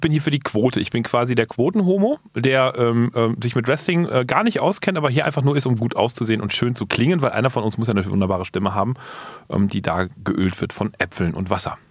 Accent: Berlin, Germany; ich komme aus Berlin

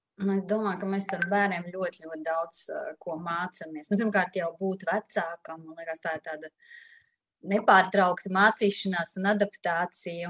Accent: Daugavpils, Latvia; now in Riga, Latvia; es arī savukārt nāku no Latvijas, no Daugopils

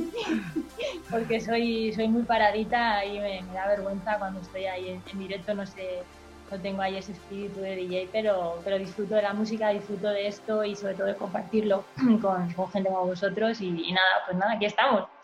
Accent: Villalba, Spain; moved away; salí de mi pueblo de Villalba

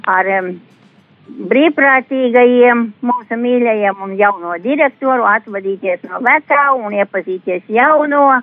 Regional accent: Preiļi Municipality, Latvia; jo no prēļiem līdz aglonai tā vieta man ir. Uh, manas dzimtās mājas, turpat ir divi kilometri

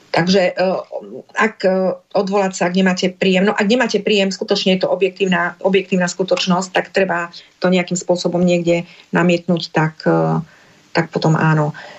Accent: eastern Slovakia, Slovakia; u nás na východe

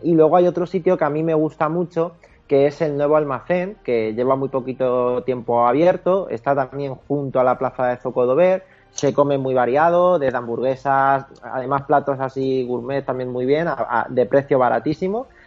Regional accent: Toledo, Castilla-La Mancha, Spain; somos toledanos

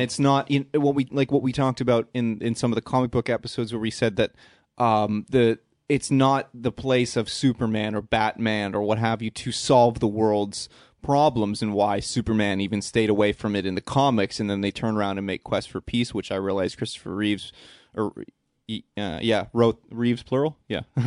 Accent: Canada; we're nice Canadian boys.

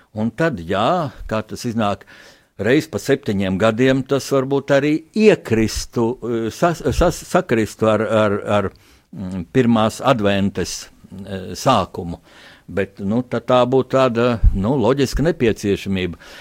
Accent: Latvia

